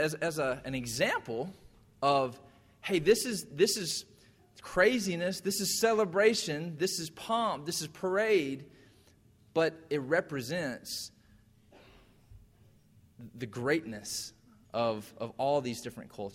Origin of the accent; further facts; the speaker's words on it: Irwin County, Georgia, United States; I grew up in Irwin County, and we had every year the Sweet Potato Festival